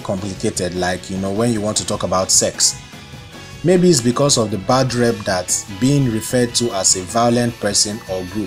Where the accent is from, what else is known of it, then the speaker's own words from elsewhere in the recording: Lagos, Nigeria; my growing up in Ebutemeta